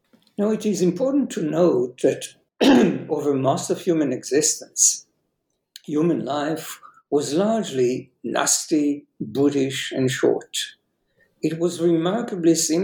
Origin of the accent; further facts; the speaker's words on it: Jerusalem, Jerusalem District, Israel; I was born and raised in Jerusalem